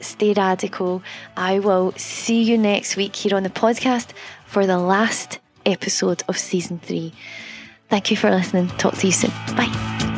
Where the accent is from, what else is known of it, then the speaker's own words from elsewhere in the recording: Scotland, United Kingdom; I'm Scottish